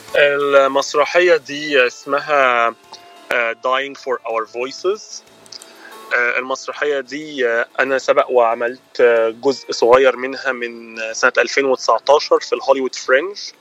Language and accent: Arabic; Egypt; accent: Egyptian; moved away as an adult; انا من مصر وبقالي انا جيت هنا نوفمبر 2012